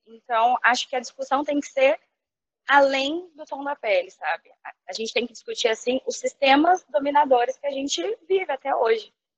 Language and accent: Portuguese; São Paulo, Brazil; moved away as an adult; now in Rio de Janeiro, Brazil; eu morei a vida toda em São Paulo